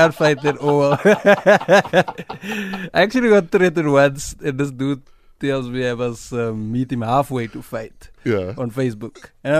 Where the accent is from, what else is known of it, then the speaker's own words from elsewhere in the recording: El Dorado Park, California, United States; I'm from El Dorado Park